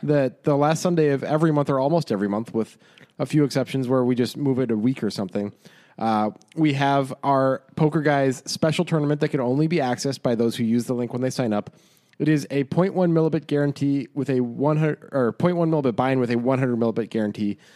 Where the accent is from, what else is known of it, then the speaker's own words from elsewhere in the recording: Chicago, Illinois, United States; I grew up in Chicago